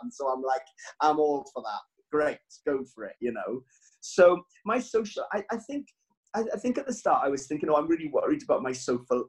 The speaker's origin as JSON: {"language": "English", "region": "Wales", "country": "United Kingdom", "said": "I'm Welsh"}